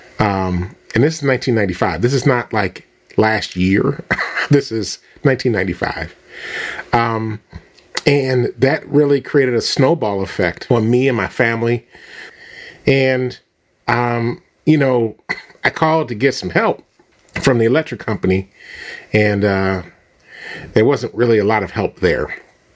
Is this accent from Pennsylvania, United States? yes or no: yes; Philadelphia, Pennsylvania, United States; I'm just a kid from Philly. I was born in Germantown. I was raised in East Mount Airy.